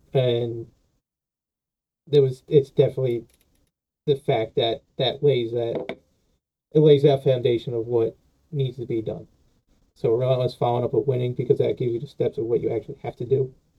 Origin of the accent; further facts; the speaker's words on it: New Jersey, United States; Oh, I am from Jersey, man.